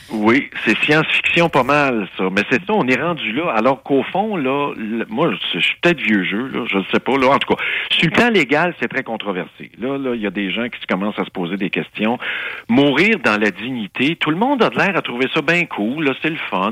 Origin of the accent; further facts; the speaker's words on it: Saint-Jean-sur-Richelieu, Quebec, Canada; Ça, c'est ma, ville natale. Ça, c'est mon bled. Moi, je suis né sur la rue Longueuil à Saint-Jean-sur-Richelieu